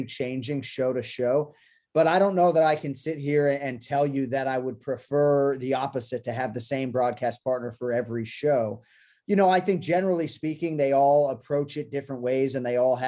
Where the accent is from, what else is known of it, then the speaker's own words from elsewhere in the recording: Boston, Massachusetts, United States; also born or lived in Newton, Massachusetts; a kid growing up in Boston.